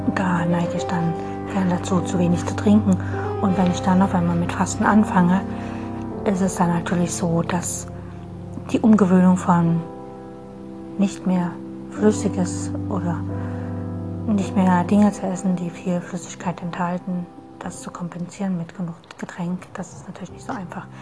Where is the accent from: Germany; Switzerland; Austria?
Germany; Dresden, Saxony; Ich komme aus Dresden